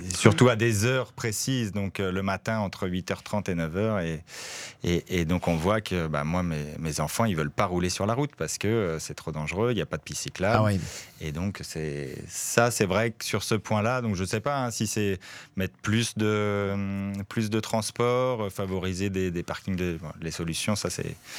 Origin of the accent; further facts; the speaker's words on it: France; accent: French; now in Forest, Belgium; Mon accent français